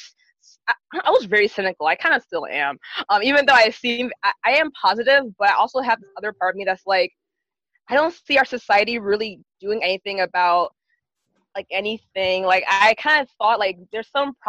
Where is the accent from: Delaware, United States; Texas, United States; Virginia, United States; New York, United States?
Delaware, United States; accent: Valley girl; also born or lived in Philadelphia, Pennsylvania; I was born in Philadelphia, actually. And my parents, they moved from Philly to Delaware, where I am right now, mainly because of the education system